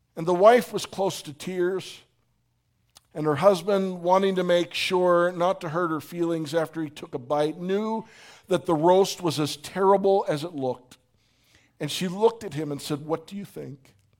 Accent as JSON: {"language": "English", "town": "Pittsburgh", "region": "Pennsylvania", "country": "United States", "also_born_or_lived": "Phoenix", "moved": "yes", "said": "I'm from Pittsburgh, not from Phoenix"}